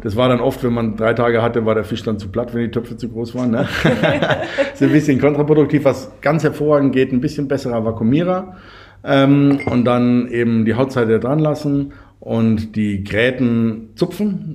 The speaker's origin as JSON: {"language": "German", "region": "Bavaria", "country": "Germany", "said": "Bei uns in Bayern"}